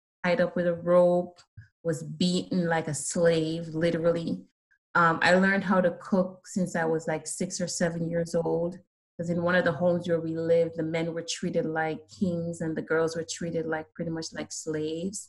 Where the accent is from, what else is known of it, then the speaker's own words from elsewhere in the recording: Saint Ann, Jamaica; accent: Jamaican; moved away; growing up in Jamaica, my dad immigrated, left the island